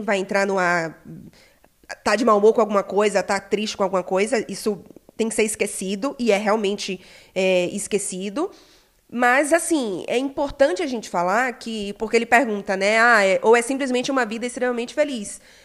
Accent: Belém, Pará, Brazil; sou de Belém do Pará

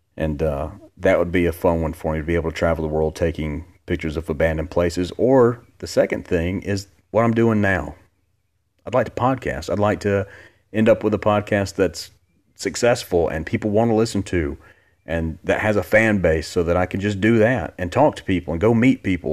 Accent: Gadsden, Alabama, United States; also born or lived in Huntsville, Alabama; I'm from Alabama my entire life. Born and, born and raised.

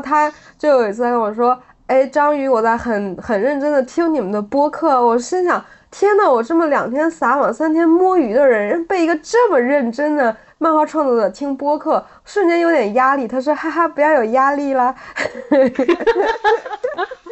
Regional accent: Beijing, China; moved away as an adult; also born or lived in France; 我回到北京，这是我出生的地方，然后我的朋友初中的，有高中的，有大学的

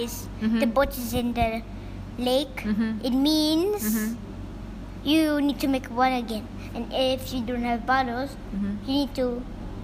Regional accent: Hong Kong; I'm from Hong Kong

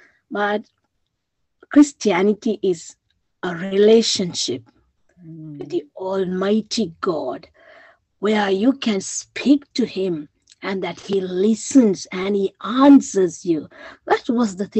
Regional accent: Sri Lanka; moved away; I'm originally from Sri Lanka.

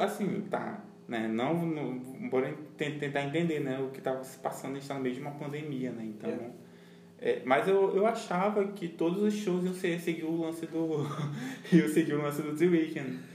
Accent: Brazil; a gente é latino também

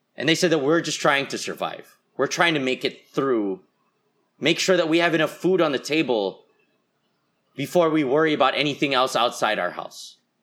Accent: Philippines; as a Filipino

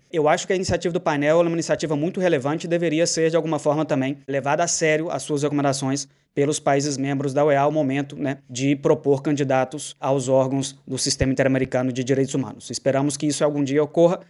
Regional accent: Brazil; also born or lived in Minas Gerais; Eu sou brasileiro

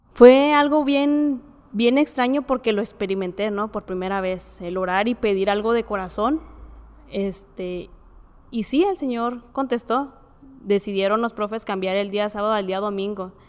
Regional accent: Ciudad Juárez, Chihuahua, Mexico; soy de aquí de Ciudad Juárez

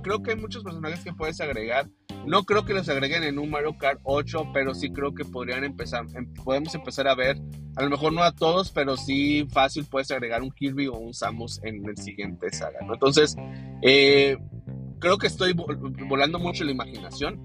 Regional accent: Monterrey, Nuevo León, Mexico; Yo me acuerdo mucho de niño que iba a una juguetería este, en una de las eh, plazas aquí en Monterrey.

